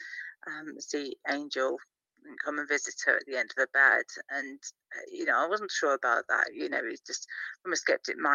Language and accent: English; Cornwall, South West England, United Kingdom; now in Cheshire, United Kingdom; I'm based in Cheshire currently. I was raised in Cornwall, the southwest of the United Kingdom